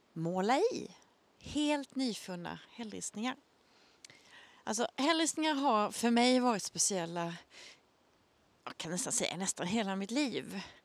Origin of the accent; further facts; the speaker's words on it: Möckleryd, Blekinge, Sweden; jag växte upp i Möckleryd eh, som ligger ganska i mitten centralt på halvön